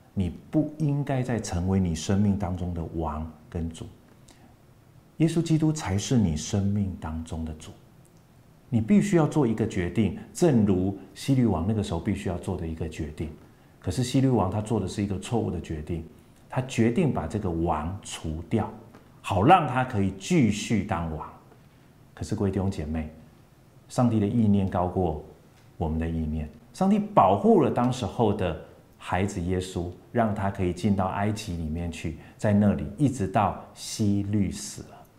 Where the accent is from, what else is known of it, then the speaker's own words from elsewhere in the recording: Kinmen, Fujian Province, Taiwan; 我在金门长大，那个时候金门号称有十万大军